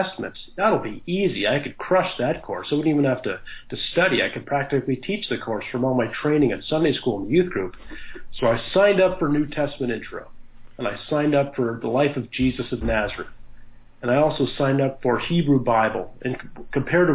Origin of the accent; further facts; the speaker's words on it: Halifax, Nova Scotia, Canada; I grew up in Halifax, Nova Scotia, Canada. That's where I currently live with my wife